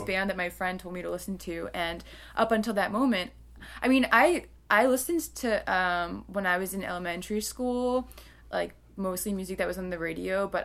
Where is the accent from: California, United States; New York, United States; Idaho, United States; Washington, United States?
New York, United States; Long Island; I grew up on Long Island